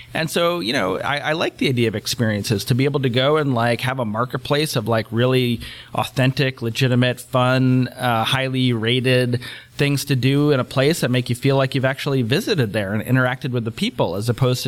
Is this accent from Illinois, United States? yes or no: no; Cleveland, Ohio, United States; Like, I'm from Cleveland, Ohio. I cannot imagine that it's very high on anybody's travel list.